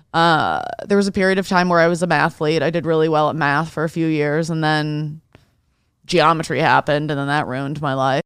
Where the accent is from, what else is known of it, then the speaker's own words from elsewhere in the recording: Detroit, Michigan, United States; I grew up in Detroit